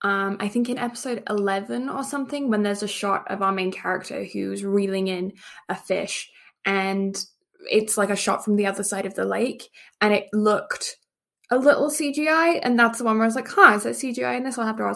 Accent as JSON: {"language": "English", "region": "England", "country": "United Kingdom", "tie": "born or raised there", "said": "And the fact that I grew up in England, do you think I would have quite a palate for fish?"}